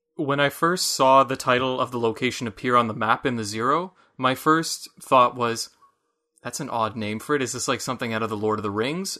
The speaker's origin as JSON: {"language": "English", "region": "Michigan", "country": "United States", "accent": "Michiganian", "said": "my Michiganian accent"}